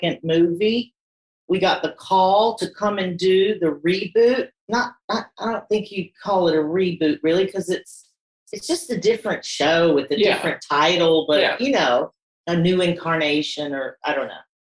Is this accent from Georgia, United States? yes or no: no; North Carolina, United States; moved away as an adult; also born or lived in London; I am from North Carolina, and I was kind of the black sheep of my family